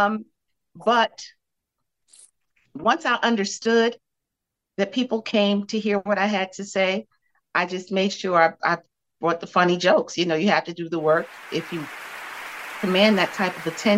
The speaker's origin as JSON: {"language": "English", "town": "New York City", "region": "New York", "country": "United States", "tie": "born or raised there", "also_born_or_lived": "Bed-Stuy / Bushwick / Crown Heights", "said": "I was born in Bed-Stuy. I lived in Bed-Stuy the first 9 years of my life, and then we moved to Bushwick. So I was in Bushwick for a chunk of my life. Then there was Crown Heights and East New York mixed in as well. But yeah, I'm a Brooklyn"}